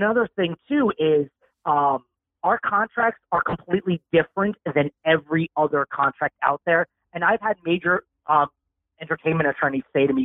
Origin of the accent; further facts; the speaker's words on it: Northern New Jersey, United States; moved away; I'm from Northern New Jersey originally